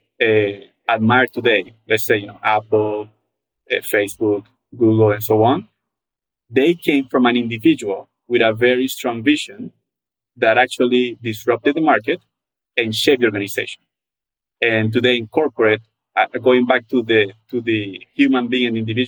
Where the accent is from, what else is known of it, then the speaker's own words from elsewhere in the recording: Panama; now in Atlanta, United States; I come from a very, very social country. I'm from Panama